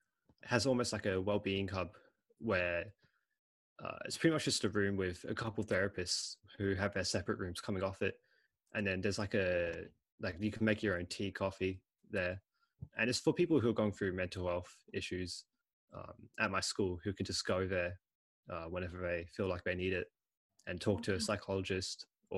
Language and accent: English; Australia; also born or lived in England / China; So I was born in England. I moved out in 2006, so when I was 3 years old. And I ended up coming here to Australia. Awesome. And then in 2012, I went to China. And then 2016, came back here to Australia.